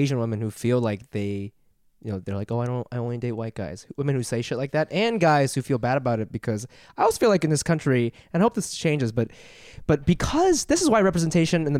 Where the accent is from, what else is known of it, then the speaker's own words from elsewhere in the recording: Japan; moved away; I grew up in Japan